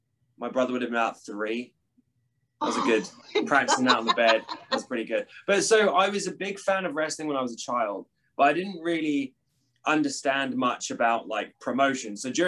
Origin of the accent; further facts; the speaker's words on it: East of England, United Kingdom; So I was born in Galston, which is in Norfolk, which I just tell everyone Norwich, because that's the closest like city to where I'm from. I'm from like a small like seaside beach town